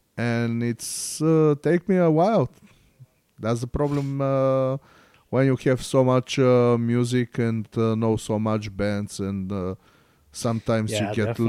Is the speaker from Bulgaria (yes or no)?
yes; Bulgaria; English is a second language; I'm from Bulgaria and I barely speak Bulgarian.